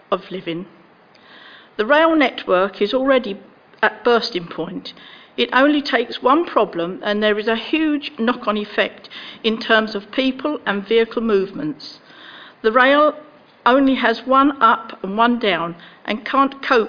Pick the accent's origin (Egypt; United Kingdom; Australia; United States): United Kingdom; Little Hallingbury, East of England; I'm from Little Hallenbury, and I have lived, in fact, in the same house all my life